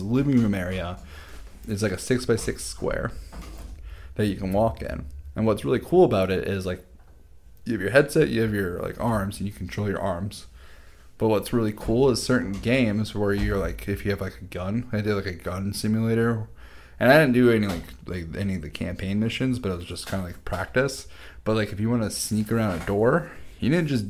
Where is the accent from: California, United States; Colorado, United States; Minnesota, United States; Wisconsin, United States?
Minnesota, United States; we're all from Minnesota